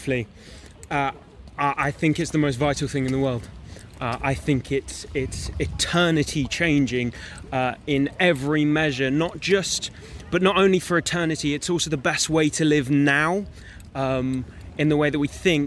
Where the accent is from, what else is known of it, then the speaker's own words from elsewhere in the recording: Chippenham, South West England, United Kingdom; I'm from a small place called Chippenham, which is in Wiltshire